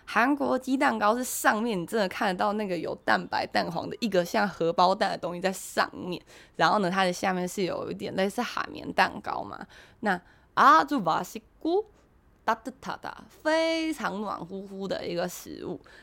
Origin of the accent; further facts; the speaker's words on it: Taiwan; 我们台湾人